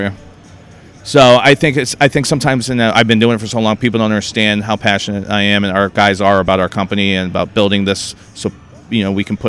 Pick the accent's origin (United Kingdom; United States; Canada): United States; Northern Virginia; moved away as an adult; now in Boston, United States; I grew up in Northern Virginia, right outside D.C., but I moved up to Boston in year 2000, so I've actually lived there longer than I lived where I grew up